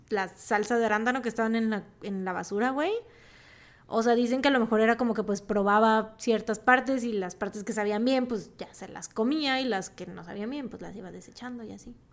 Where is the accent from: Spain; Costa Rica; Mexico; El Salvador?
Mexico; Veracruz; somos de Veracruz